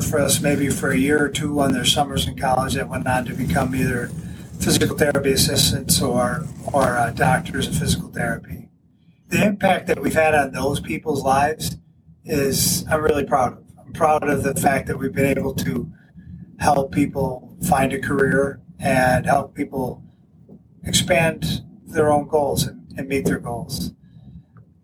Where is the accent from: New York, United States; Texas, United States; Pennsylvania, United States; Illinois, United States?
New York, United States; Buffalo; moved away as an adult; now in Jamestown, United States; I'm originally from the Buffalo area